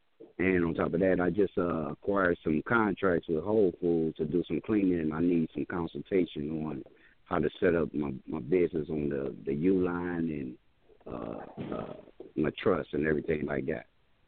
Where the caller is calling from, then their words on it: Cleveland, Ohio, United States; I'm calling from Cleveland.